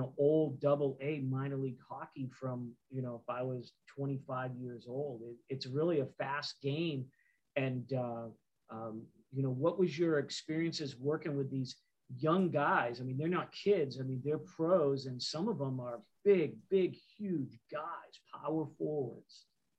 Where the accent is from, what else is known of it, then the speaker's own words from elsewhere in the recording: Boston, Massachusetts, United States; moved away as an adult; now in Tulsa, United States; I grew up in Boston watching the NHL.